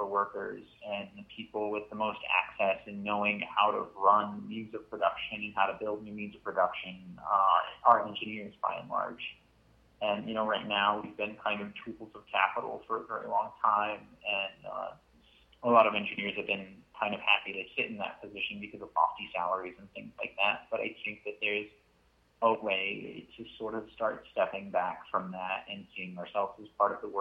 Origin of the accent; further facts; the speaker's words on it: Connecticut, United States; also born or lived in Waterbury, Connecticut; I'm from Connecticut. I live in Waterbury